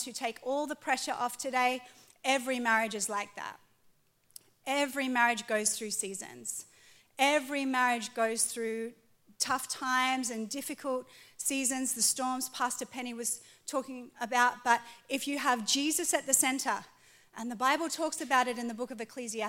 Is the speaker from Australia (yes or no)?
yes; Australia; moved away as an adult; now in California, United States; I was born in Australia, but I became an American citizen